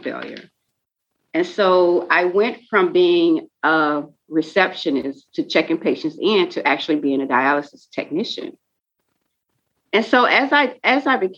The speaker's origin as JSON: {"language": "English", "town": "Pensacola", "region": "Florida", "country": "United States", "tie": "born or raised there", "moved": "yes", "lives_now": "Jacksonville, United States", "said": "I was born and raised in Pensacola, Florida"}